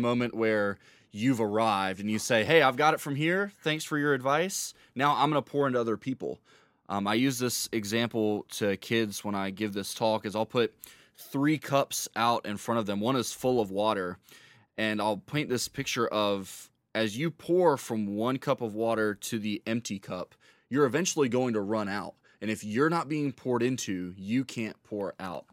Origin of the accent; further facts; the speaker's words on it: Rock Hill, South Carolina, United States; also born or lived in Charlotte, North Carolina; was raised in Rock Hill, South Carolina